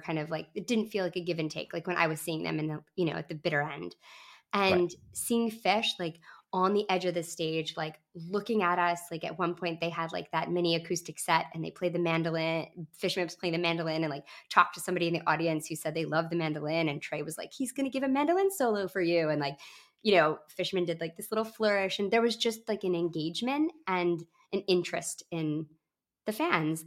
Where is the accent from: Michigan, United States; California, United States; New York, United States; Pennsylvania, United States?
Michigan, United States; Grand Rapids; moved away; It was Grand Rapids, Michigan, my hometown where I grew up